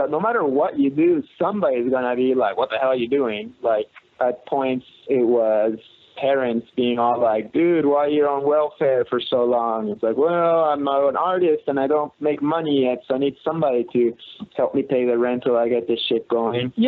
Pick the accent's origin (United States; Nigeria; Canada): Canada; I'm from Canada, where you know we judge each other.